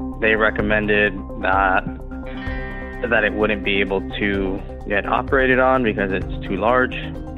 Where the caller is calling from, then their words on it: Pomona, California, United States; I'm calling from Pomona, California.